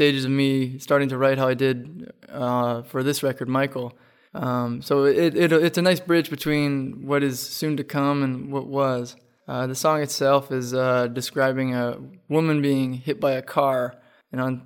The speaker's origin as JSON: {"language": "English", "town": "Walters Falls", "region": "Ontario", "country": "Canada", "said": "I'm from a small place. I'm from Walters Falls, Ontario"}